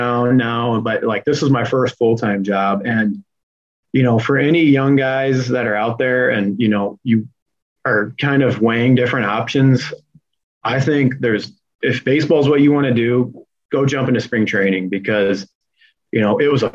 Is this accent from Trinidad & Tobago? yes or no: no; Fort Wayne, Indiana, United States; moved away; my first internship was with a golf course back in my hometown, Fort Wayne Country Club